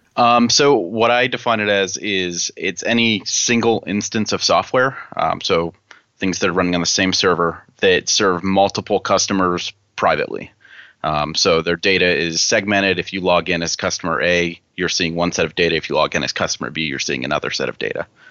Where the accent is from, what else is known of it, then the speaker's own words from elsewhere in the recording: Pittsburgh, Pennsylvania, United States; I'm from Pittsburgh, Pennsylvania